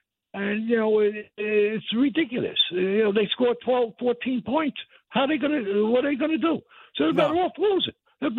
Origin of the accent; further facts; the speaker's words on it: New York City, New York, United States; I grew up in the Bronx, and I grew up a Yankee fan and a Giant fan.